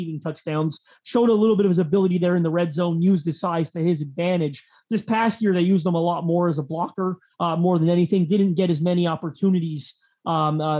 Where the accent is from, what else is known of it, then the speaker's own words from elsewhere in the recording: Canada; us Canadians